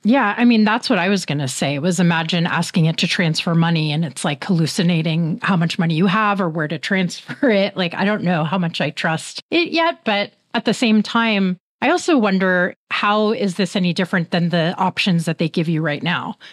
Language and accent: English; Bay Area, California, United States; I'm from the Bay Area